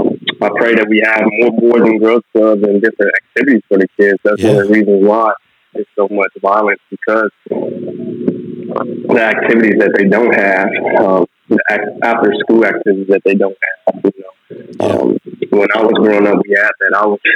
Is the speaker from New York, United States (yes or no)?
no; Chicago, Illinois, United States; moved away; also born or lived in Florida; the area I grew up in. I'm from the Chicago area.